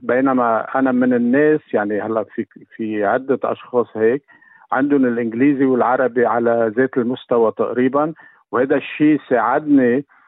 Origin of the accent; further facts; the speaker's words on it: Ehden, North Governorate, Lebanon; moved away as an adult; now in Australia; لبنان آه مسقط رأسي آه اهدن صغرتها